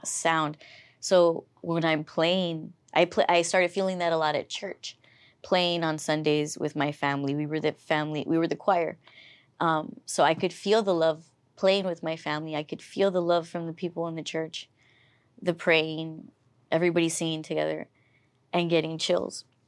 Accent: Weslaco, Texas, United States; I was from Weslaco

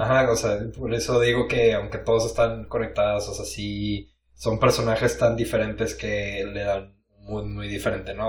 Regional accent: Mexico; somos, mexicanos

